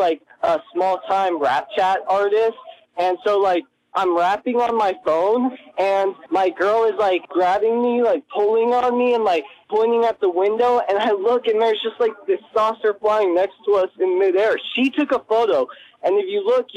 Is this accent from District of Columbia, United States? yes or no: yes; Washington, District of Columbia, United States; I'm from District of Columbia